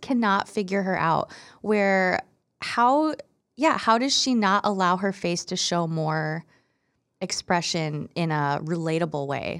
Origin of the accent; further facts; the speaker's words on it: Iowa, United States; I'm from Iowa.